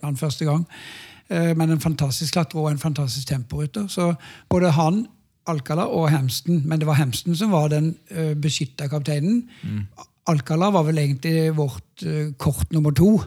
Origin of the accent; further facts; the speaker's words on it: Norway; hjemme i Norge